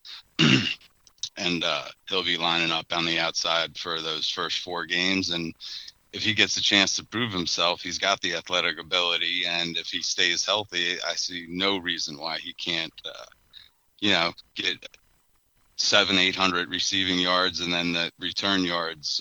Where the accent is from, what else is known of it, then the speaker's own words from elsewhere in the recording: New York, United States; now in Baltimore, United States; I'm originally from New York